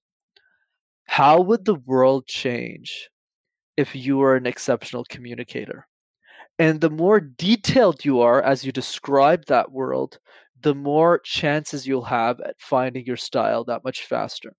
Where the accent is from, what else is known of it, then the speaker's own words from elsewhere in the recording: Montreal, Quebec, Canada; When I was growing up in Montreal, I'm based in Canada